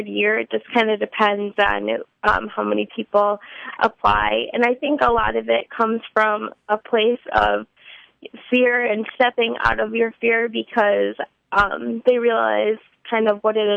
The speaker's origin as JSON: {"language": "English", "town": "Grand Rapids", "region": "Michigan", "country": "United States", "tie": "born or raised there", "moved": "as an adult", "lives_now": "Southeast Michigan, United States", "said": "grew up in Grand Rapids my whole life"}